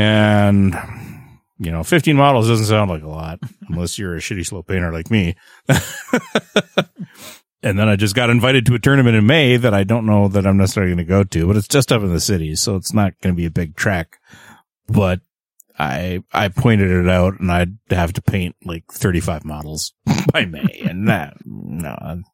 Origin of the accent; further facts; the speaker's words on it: Canada; I'm the Canadian.